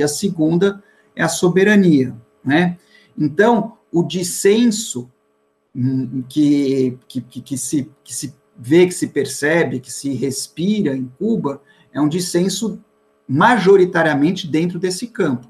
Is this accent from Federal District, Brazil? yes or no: no; Bahia, Brazil; now in São Paulo, Brazil; sempre com o sangue baiano nas veias